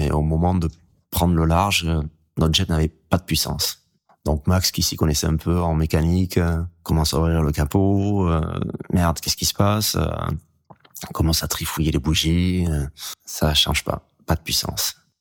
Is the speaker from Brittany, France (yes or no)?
no; Hendaye, Nouvelle-Aquitaine, France; j'ai grandi en Daille